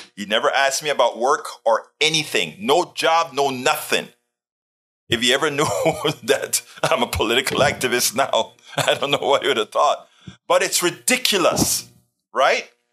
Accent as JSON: {"language": "English", "country": "Panama", "tie": "born or raised there", "moved": "yes", "lives_now": "United States", "said": "I came from Panama, Central America. And in our school, we had American history, rather, we had Panamanian history"}